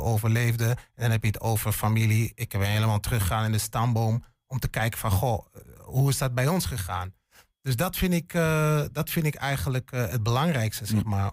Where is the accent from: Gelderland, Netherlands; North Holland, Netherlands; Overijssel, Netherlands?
Overijssel, Netherlands; Hengelo; moved away as an adult; also born or lived in western Netherlands; ik ben een tukker, geboren en getogen in Hengelo